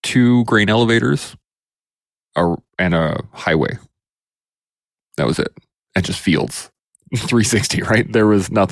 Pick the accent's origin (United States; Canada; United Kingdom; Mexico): Canada; Alberta; also born or lived in Calgary, Alberta; But I'm an Alberta boy. I've been born and raised kind of all over Alberta.